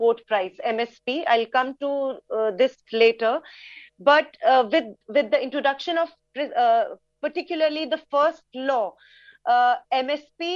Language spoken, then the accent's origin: English; India; I'm from India.